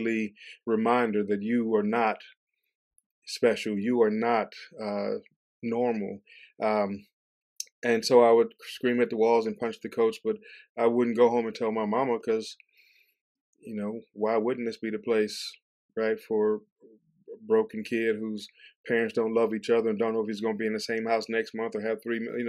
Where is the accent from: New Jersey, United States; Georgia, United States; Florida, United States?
Georgia, United States; Atlanta; moved away as an adult; also born or lived in St. Louis, Missouri / Kentucky; I grew up in Atlanta, Georgia, and St. Louis, Missouri. So a lot of moving around, a lot of transition